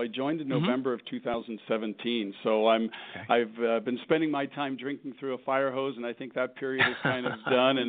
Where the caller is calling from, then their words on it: Centennial, Colorado, United States; I'm calling from my office in our home office in the suburb of Centennial, which is a suburb of Denver, Colorado.